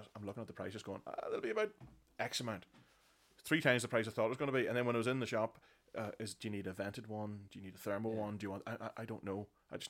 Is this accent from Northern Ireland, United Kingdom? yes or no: yes; Bessbrook, Northern Ireland, United Kingdom; I'm sort of a peripheral from Camla and Bessbrook.